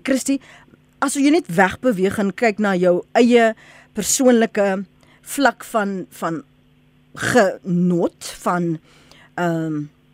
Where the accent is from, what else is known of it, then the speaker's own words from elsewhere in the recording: South Africa; ons as Suid-Afrikaners